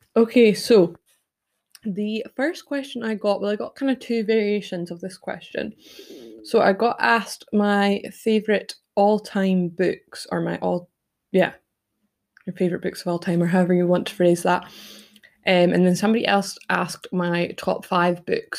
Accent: United Kingdom; also born or lived in Toronto, Canada; as a British person

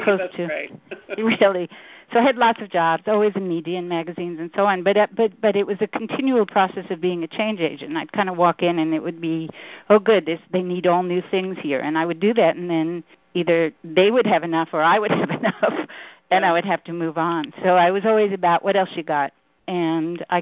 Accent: New York City, New York, United States; I grew up in Brooklyn, New York

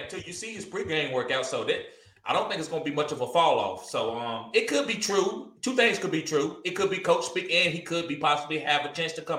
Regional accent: North Carolina, United States; I'm from North Carolina.

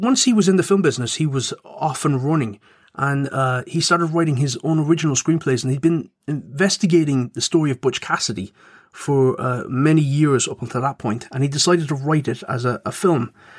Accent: Cork, Munster, Ireland; I'm from Cork. Wasn't born there, but I was brought up there.

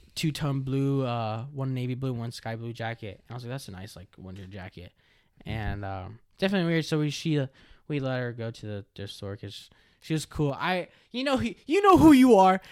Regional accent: California, United States; born and raised in California

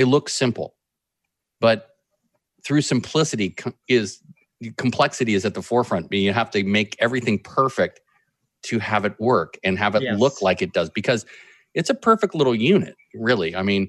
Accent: Berkeley, California, United States; I grew up in Berkeley also

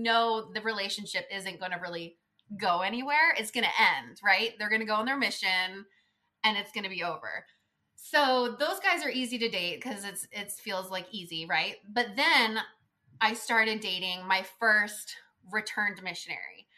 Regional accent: California, United States; I was raised in California.

